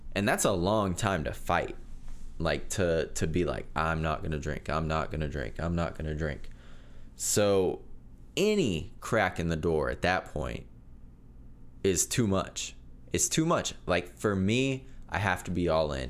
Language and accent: English; Nickerson, Kansas, United States; I'm from Nickerson, Kansas. Town of about a thousand people.